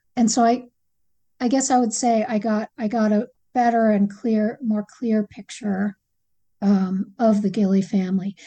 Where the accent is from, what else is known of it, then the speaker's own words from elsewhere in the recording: Acadia, Maine, United States; I grew up hiking in Acadia